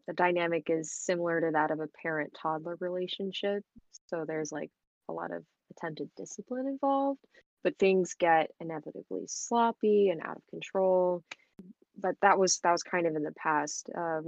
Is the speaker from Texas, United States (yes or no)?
yes; Houston, Texas, United States; I'm from Houston, Texas